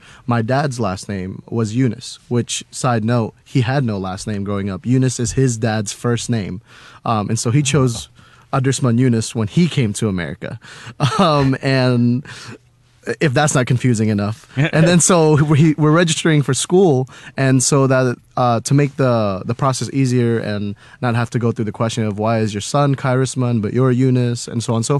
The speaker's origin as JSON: {"language": "English", "town": "Cimahi", "region": "West Java", "country": "Indonesia", "tie": "born there", "said": "Okay, so I was born in Indonesia, right? I was born in Cimahi, Indonesia, which is like a few hours away from Jakarta, the capital of Indonesia."}